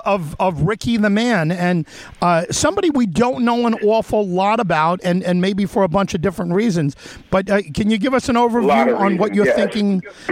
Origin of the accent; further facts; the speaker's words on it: New York, United States; I'm a Yankee fan, and I'm a New Yorker.